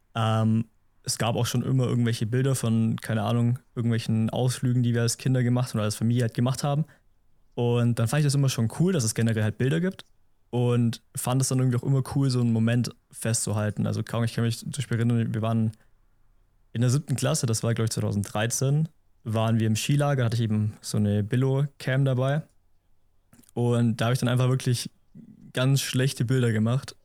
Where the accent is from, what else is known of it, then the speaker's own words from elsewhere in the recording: Memmingen, Bavaria, Germany; Ich komme aus Memmingen im Allgäu